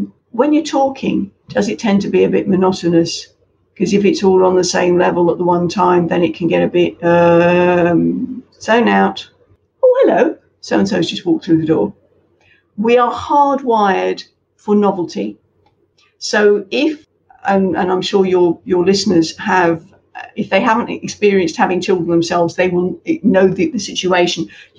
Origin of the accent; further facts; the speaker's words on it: United Kingdom; Now, again, I can say that as a Brit because we were introduced to this, when I was back at university in linguistics